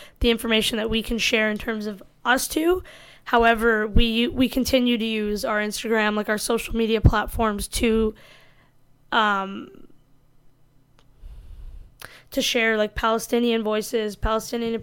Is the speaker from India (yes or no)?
yes; India; I'm Indian